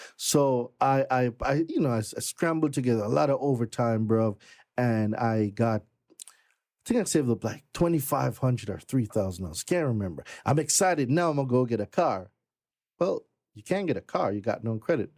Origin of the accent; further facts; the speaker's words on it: Jamaica; moved away as an adult; also born or lived in Brooklyn, New York; now in United States; I am not from America. I'm Jamaican. I've been in this country going thirteen years now